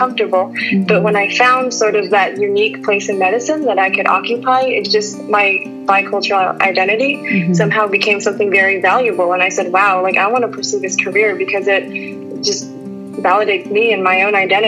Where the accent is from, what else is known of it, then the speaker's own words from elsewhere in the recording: Plano, Texas, United States; I was actually born and raised in Plano, Texas